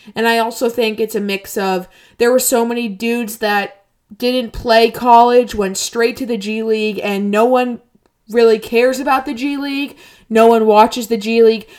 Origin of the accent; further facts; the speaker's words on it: United States; I'm an American